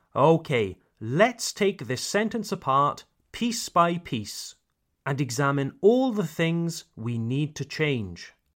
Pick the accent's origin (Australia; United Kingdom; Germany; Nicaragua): United Kingdom; Wales; I come from Wales, Le Pays de Galles, Wales.